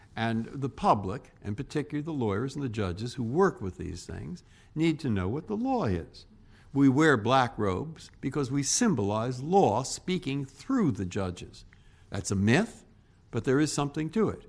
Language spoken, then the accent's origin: English; San Francisco, California, United States; moved away as an adult; also born or lived in Cambridge, Massachusetts; now in Washington, United States; I was born in San Francisco. My family's from San Francisco. I went to Lowell High School.